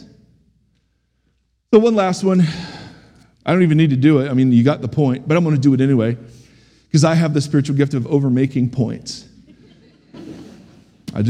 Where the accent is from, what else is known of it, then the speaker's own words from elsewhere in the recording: United States; as American Christians